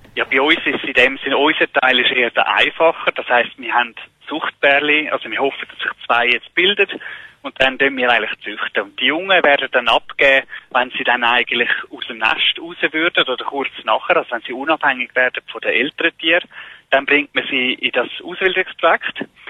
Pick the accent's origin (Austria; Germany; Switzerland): Switzerland; bei uns in der Schweiz